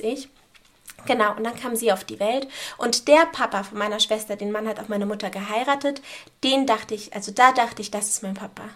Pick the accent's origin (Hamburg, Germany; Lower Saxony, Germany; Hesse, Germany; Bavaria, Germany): Hamburg, Germany; Und ja, hier bin ich auch geboren in Hamburg. Ähm, hier bin ich auch aufgewachsen. Ich habe eigentlich nie irgendwo anders gelebt